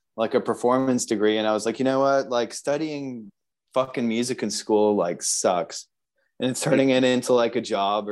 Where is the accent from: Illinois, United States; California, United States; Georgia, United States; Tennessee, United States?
Georgia, United States; Atlanta; moved away as an adult; also born or lived in Canada / Worcester, Massachusetts / Naples, Florida; now in Buenos Aires, Argentina; Atlanta is where I was, like, you know, spent the most time, really, you know, kind of grew up there. I went to high school there